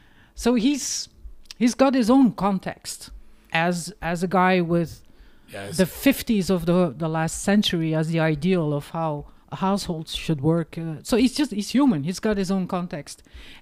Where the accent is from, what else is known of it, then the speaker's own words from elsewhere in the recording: Hamme, Flanders, Belgium; English is a second language; because I grew up in the Flemish country, Oost Vlaanderen, in the 70s, for fuck's sake.